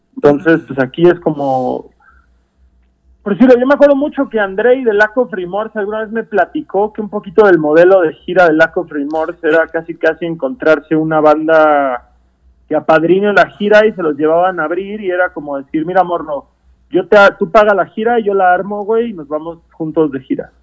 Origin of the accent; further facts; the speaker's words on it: Cancún, Quintana Roo, Mexico; moved away; yo vengo de una ciudad chica, yo vengo de Cancún